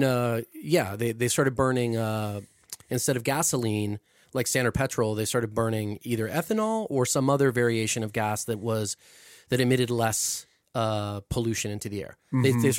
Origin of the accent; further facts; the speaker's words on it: Mexico City, Mexico; moved away; I grew up in Mexico City